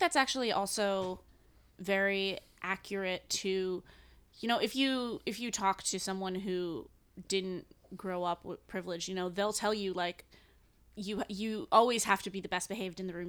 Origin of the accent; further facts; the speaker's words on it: New England, United States; now in New York, United States; I'm from New England.